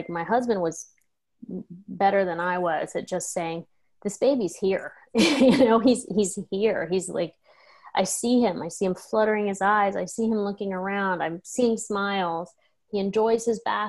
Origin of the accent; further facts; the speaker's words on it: United States; now in Spain; we're American citizens